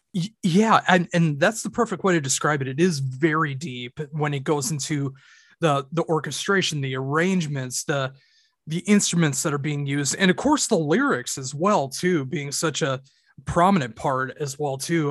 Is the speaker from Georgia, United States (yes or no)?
no; Minnesota, United States; I am from Minnesota in the United States